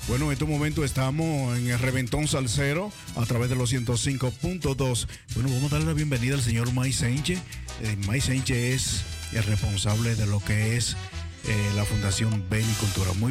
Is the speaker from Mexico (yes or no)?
no; Curaçao; now in Netherlands; Yo nací en Curazao.